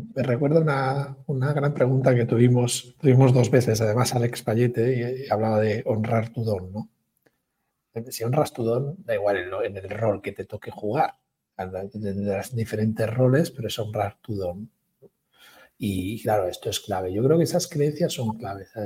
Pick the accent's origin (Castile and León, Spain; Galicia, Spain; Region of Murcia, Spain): Galicia, Spain; yo como gallego